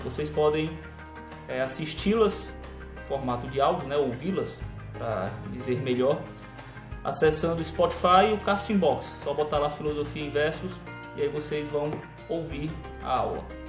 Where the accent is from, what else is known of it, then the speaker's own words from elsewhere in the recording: Ceará, Brazil; sou cearense